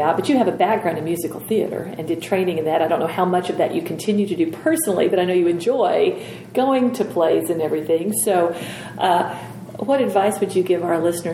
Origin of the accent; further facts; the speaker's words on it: Oklahoma, United States; I'm from Oklahoma